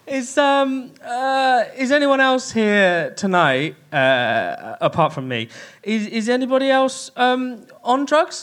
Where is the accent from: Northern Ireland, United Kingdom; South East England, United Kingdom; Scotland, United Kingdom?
South East England, United Kingdom; Kent; I grew up in Kent